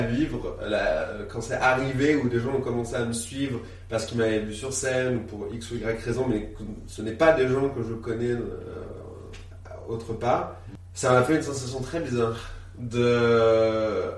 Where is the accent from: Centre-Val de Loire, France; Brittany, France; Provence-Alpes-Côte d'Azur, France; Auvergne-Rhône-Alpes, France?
Centre-Val de Loire, France; Reuilly; also born or lived in Vierzon, Cher; je suis quelqu'un qui a grandi à Reuilly dans l'Indre